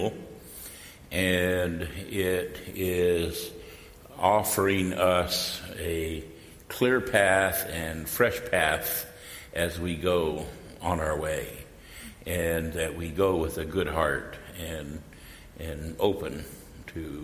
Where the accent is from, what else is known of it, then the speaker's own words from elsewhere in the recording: North Fork Mono tribe, California, United States; I'm from the North Fork Mono tribe